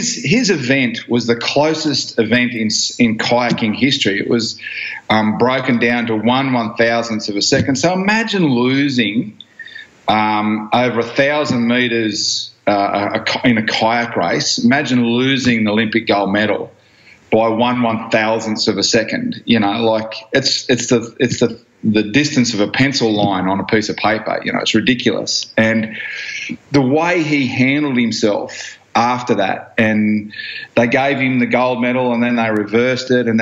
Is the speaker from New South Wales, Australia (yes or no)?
yes; Blacktown, New South Wales, Australia; I grew up in Blacktown in western suburbs of Sydney